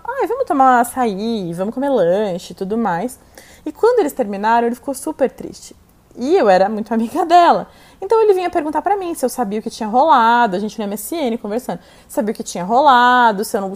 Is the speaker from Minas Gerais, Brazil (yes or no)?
no; São Paulo, Brazil; also born or lived in Itu; Eu nasci aqui em São Paulo e quando eu tinha 12 anos eu fui morar em Itu com os meus pais